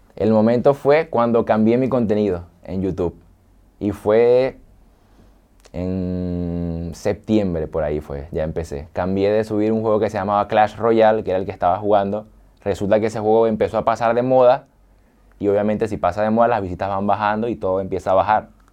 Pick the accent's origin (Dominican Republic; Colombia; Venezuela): Venezuela; San Fernando de Apure, Apure; moved away as an adult; now in Argentina; Yo nací en San Fernando de Apure, que es como el llano de allá de Venezuela. Y ahí, bueno, me crié y toda mi vida estuve ahí.